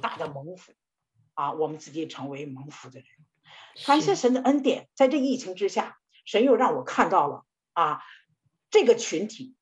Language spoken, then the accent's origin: Chinese; China; 我们中国人